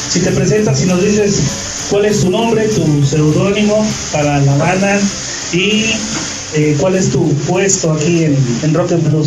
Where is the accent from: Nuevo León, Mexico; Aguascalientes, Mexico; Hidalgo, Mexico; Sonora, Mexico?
Hidalgo, Mexico; Toloyucan; Soy de Toloyucan.